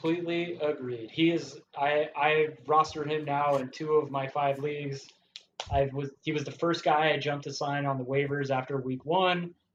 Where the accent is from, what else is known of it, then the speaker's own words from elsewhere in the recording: San Diego, California, United States; I'm from San Diego